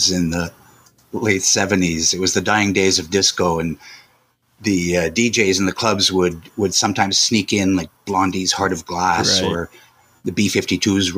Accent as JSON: {"language": "English", "town": "Montreal", "region": "Quebec", "country": "Canada", "tie": "born or raised there", "said": "we grew up in Montreal"}